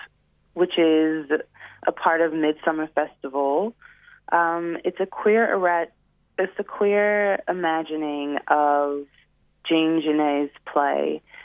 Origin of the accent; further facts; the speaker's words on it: Detroit, Michigan, United States; moved away; Detroit, which is my hometown